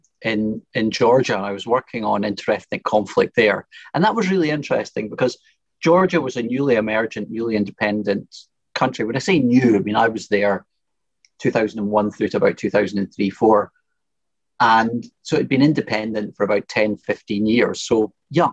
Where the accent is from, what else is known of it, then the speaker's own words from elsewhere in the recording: Perth, Scotland, United Kingdom; also born or lived in Dundee / Brussels; I grew up in Perth, which is a great place to grow up